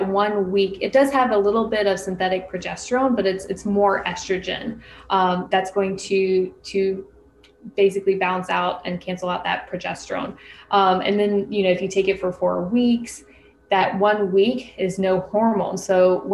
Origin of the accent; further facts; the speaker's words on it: North Florida, United States; I grew up in the South, North Florida, which is like South Alabama